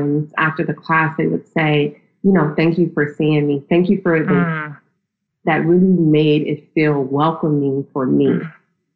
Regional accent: Akron, Ohio, United States; moved away as an adult; also born or lived in Nashville, Tennessee; now in New York, United States; I was raised in Akron, Ohio

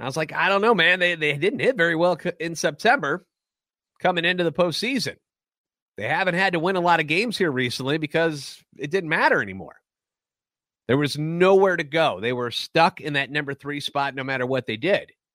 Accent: St. Louis, Missouri, United States; Born and raised in the Lou, lifetime Cardinals fan

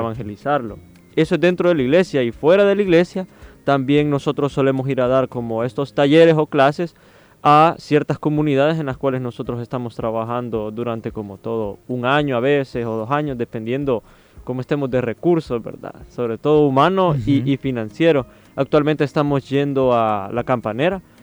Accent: Soyapango, San Salvador, El Salvador; yo soy como de Soyapango

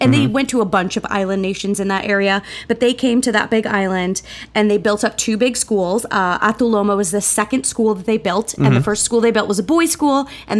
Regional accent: United States; as an American

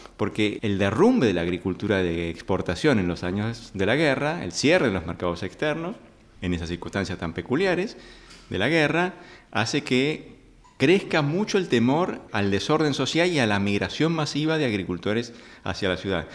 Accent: Argentina; nuestros mercados

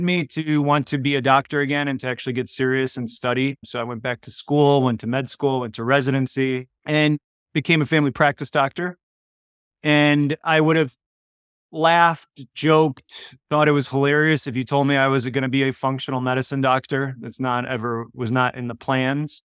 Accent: Chicago, Illinois, United States; first language Polish; English is a second language; I was born in Chicago, first generation, but I grew up speaking Polish before I learned English

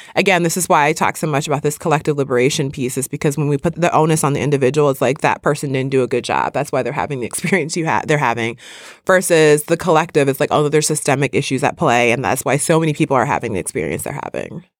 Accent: Midwest, United States; I grew up in the Midwest

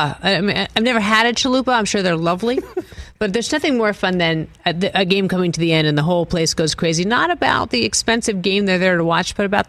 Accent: New England, United States; I'm from New England.

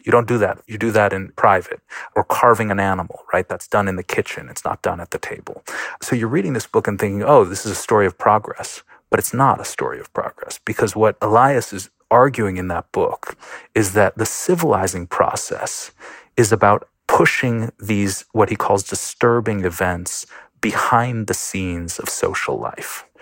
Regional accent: Buffalo, New York, United States; I grew up in Buffalo, New York

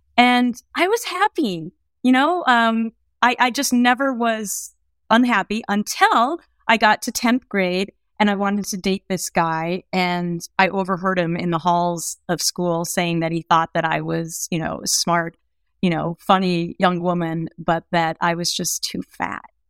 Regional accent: Anoka, Minnesota, United States; moved away; I grew up in this small town called Anoka, which, it's only fourteen miles north of Minneapolis

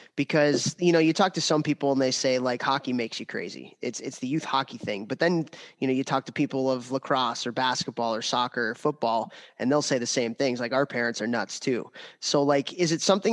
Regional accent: Chicago, Illinois, United States; now in Central New York, United States; I was born in 1985 in Chicago

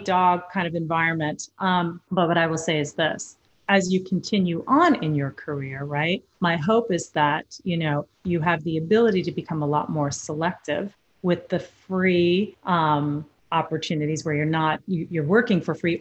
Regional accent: New York, United States; I'm from New York originally as well

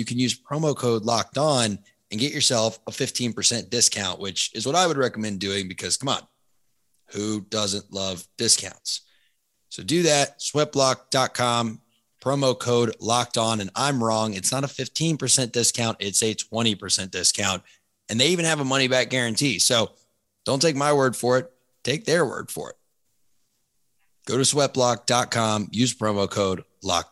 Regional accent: Tallahassee, Florida, United States; As a Florida State fan my entire life, growing up in Tallahassee, going to football games since I was 2 years old

